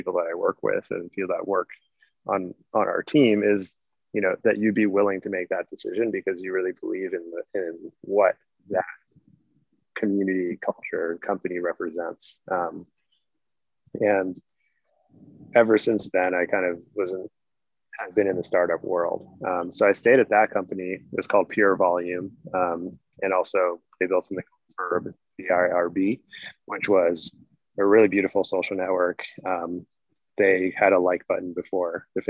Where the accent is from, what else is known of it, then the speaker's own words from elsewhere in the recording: outside of Boston, Massachusetts, United States; I grew up outside of Boston